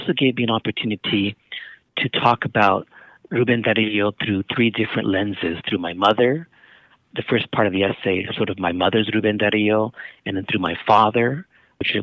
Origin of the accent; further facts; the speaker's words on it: San Francisco, California, United States; being the son of Nicaraguan immigrants growing up in San Francisco